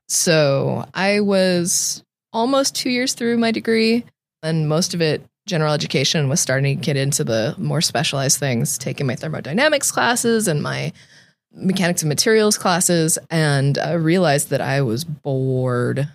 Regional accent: Tracy, California, United States; I grew up in Tracy

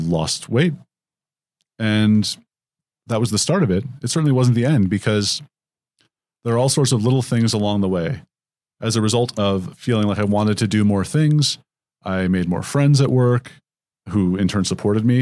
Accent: San Jose, California, United States; moved away as an adult; also born or lived in Palo Alto, California; now in Seattle, United States; I grew up in San Jose and Palo Alto, California

